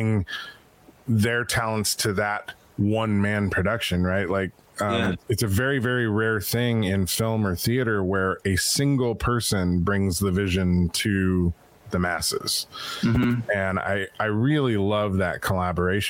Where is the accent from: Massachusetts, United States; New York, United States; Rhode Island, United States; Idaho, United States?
Idaho, United States; Pocatello; I was born in Pocatello, Idaho